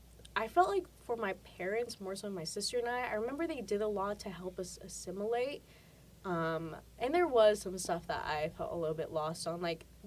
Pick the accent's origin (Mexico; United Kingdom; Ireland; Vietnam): Mexico; also born or lived in El Paso, Texas; I was born in El Paso, Texas. I didn't live there for very long. My family moved us back to Mexico when I was pretty young, because that's where my grandparents were.